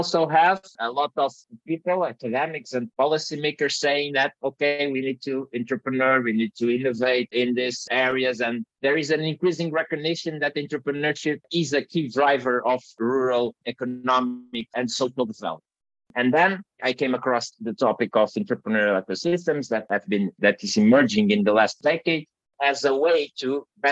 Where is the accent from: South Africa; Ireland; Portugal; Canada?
Portugal; from Portugal, small country in the tail of Europe.